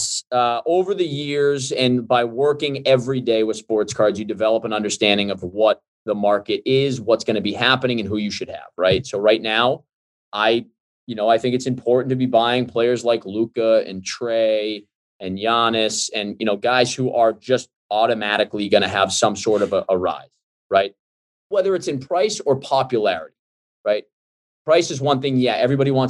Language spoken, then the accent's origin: English; Boston, Massachusetts, United States; I grew up in Boston